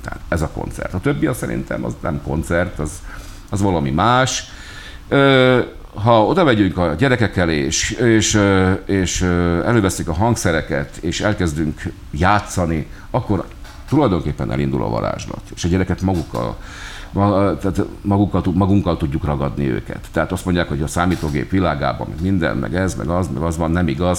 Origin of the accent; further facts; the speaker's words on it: Hungary; vagyunk mi magyarok